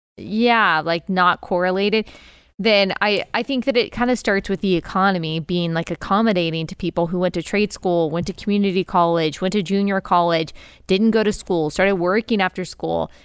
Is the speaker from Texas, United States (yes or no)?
yes; Texas, United States; moved away as an adult; also born or lived in South Carolina; I grew up in Texas